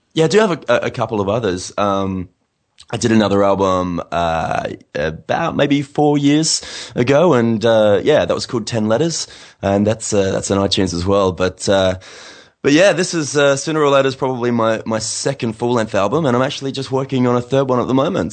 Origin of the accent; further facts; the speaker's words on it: Adelaide, South Australia, Australia; also born or lived in United States; now in Sydney, Australia; my hometown of Adelaide